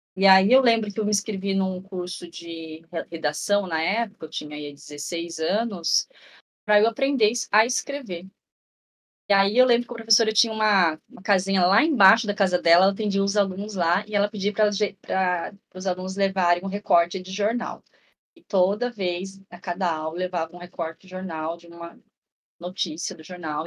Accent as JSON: {"language": "Portuguese", "town": "Ourinhos", "region": "São Paulo", "country": "Brazil", "tie": "born or raised there", "lives_now": "Marília, Brazil", "said": "eu nasci em Ourinhos, eu moro em Marília, interior de São Paulo hoje"}